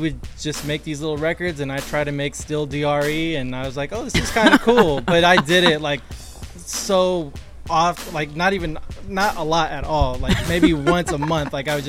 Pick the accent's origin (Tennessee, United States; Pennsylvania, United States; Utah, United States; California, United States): California, United States; San Diego; also born or lived in Palm Springs; I'm originally from San Diego, but my dad's in the military, so we relocated to Palm Springs.